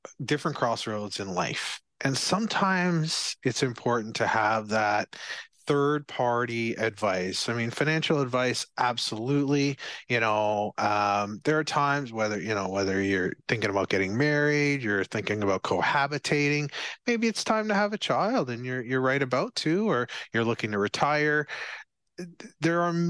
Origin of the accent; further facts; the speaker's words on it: Barbados; So I'm from Barbados